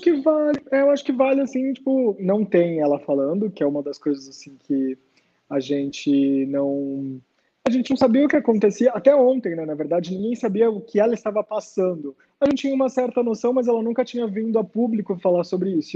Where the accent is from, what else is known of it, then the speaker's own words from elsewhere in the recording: Praia Grande, São Paulo, Brazil; moved away as an adult; also born or lived in Santos; now in São Paulo, Brazil; Eu nasci em Santos, mas morei praticamente minha vida toda em Praia Grande e moro em São Paulo agora tem 10 anos